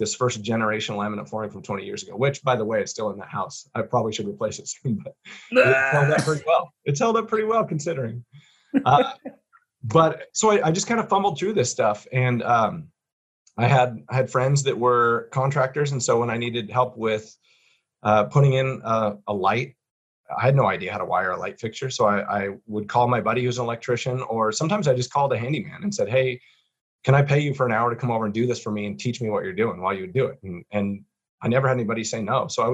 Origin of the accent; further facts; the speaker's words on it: Boise, Idaho, United States; I am a Boise native